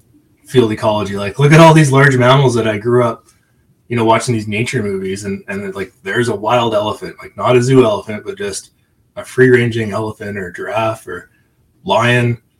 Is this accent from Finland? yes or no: no; Calgary, Alberta, Canada; also born or lived in Banff; growing up in Calgary